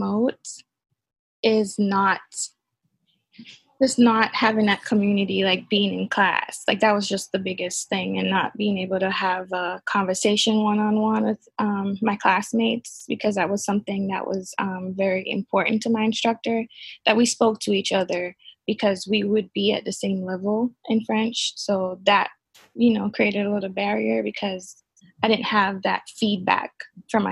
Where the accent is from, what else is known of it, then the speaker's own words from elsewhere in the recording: Jamaica; now in Norfolk, United States; I'm from Jamaica, so, you know, coming to Virginia and going to ODU